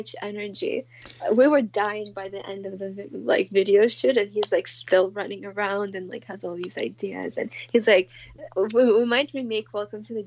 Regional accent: Moscow, Russia; moved away; I grew up in Moscow

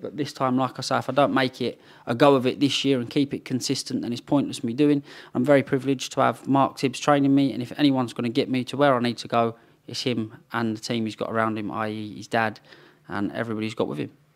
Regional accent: London, United Kingdom; moved away; also born or lived in Potters Bar, Hertfordshire; East London and Romford is what I was brought up in, and then we moved over to Potter's Bar.

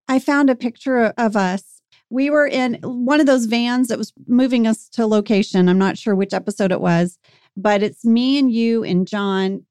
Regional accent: Lafayette, Louisiana, United States; moved away; I was born in Lafayette

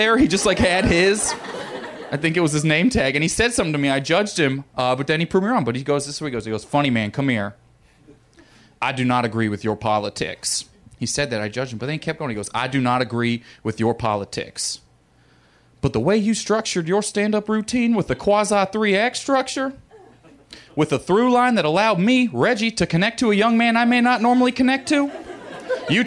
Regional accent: Missouri, United States; I grew up in Missouri, and my family's all rednecks

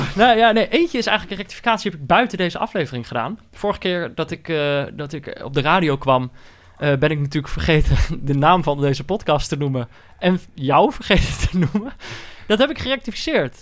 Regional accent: North Brabant, Netherlands; ik ben natuurlijk ook opgegroeid in Brabant.

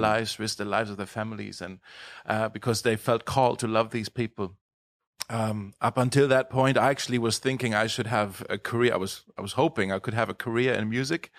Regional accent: Germany; moved away as an adult; So I was born in Germany in the year nineteen eighty-three

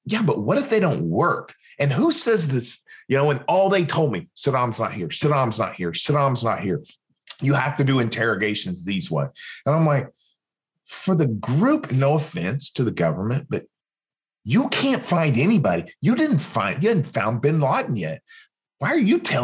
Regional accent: Western Oklahoma, United States; moved away; also born or lived in Los Angeles; my hometown out in the middle of Western Oklahoma

